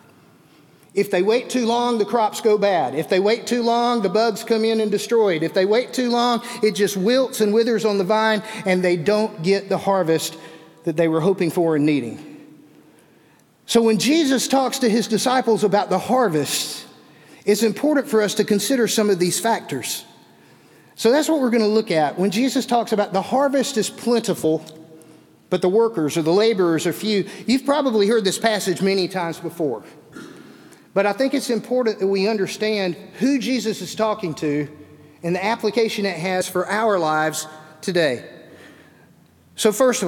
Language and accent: English; Birmingham, Alabama, United States; moved away; also born or lived in Vienna, Georgia; being a city boy, growing up in Birmingham